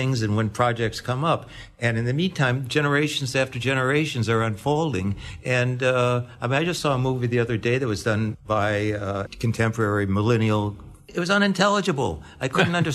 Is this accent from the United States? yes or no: yes; Detroit, Michigan, United States; I was brought up in Detroit.